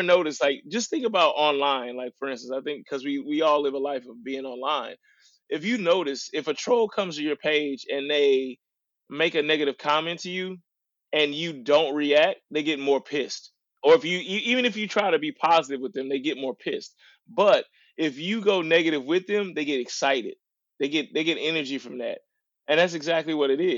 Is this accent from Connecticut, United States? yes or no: no; St. Louis, Missouri, United States; also born or lived in Little Rock, Arkansas; I was born in Little Rock, Arkansas, which is, you know, considered the South of America. And then I was raised in St. Louis, Missouri, which was called the Midwest.